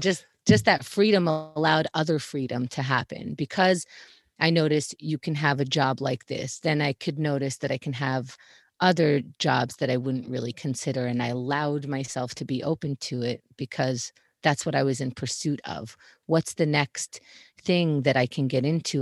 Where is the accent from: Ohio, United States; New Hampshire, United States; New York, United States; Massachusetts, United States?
New York, United States; New York City; also born or lived in Israel; I was born in Israel, and I moved to Queens, New York when I was four, so I was raised here.